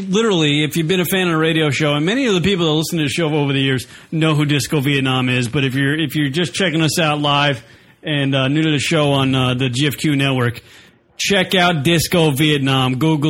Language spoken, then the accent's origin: English; Wading River, New York, United States; moved away; North Shore, Wading River, way out.